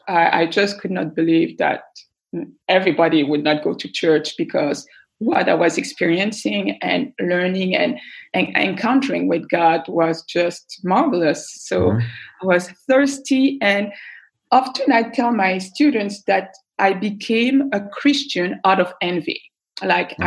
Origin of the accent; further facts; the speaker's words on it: Belgium; I was born and raised in Belgium